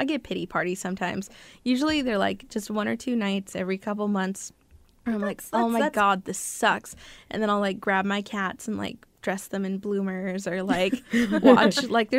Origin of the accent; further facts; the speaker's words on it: California, United States; moved away; And so when I moved up here, it's different from California. I barely made the cutoff in California, and I should have been a year behind up here.